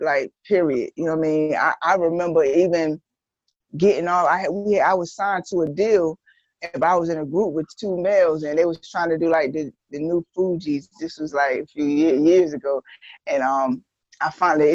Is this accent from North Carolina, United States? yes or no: yes; Greenville, North Carolina, United States; also born or lived in Long Island, New York; I was born in Long Island, but I'm originally from Greenville, North Carolina. I've been in Greenville since I was 12 years old